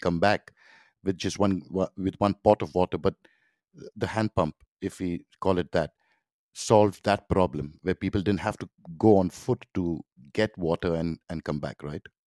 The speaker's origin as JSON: {"language": "English", "town": "Mumbai", "region": "Maharashtra", "country": "India", "tie": "born or raised there", "said": "I grew up in Mumbai"}